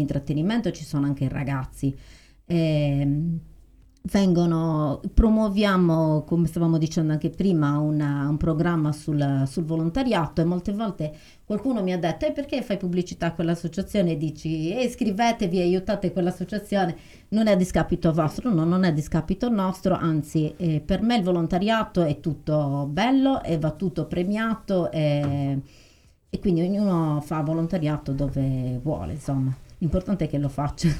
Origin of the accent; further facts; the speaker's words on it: Arbus, Sardinia, Italy; io amo il mio paese